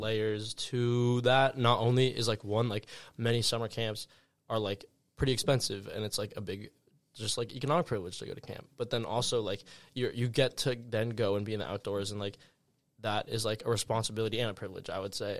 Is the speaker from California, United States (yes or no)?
yes; Santa Monica, California, United States; I am from Los Angeles, California, more specifically Santa Monica